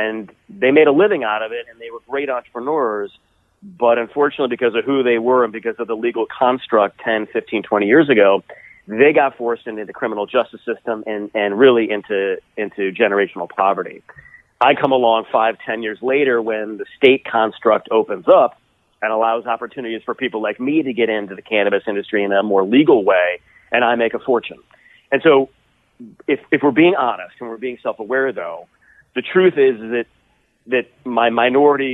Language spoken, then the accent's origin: English; Toledo, Ohio, United States; my hometown of Toledo, Ohio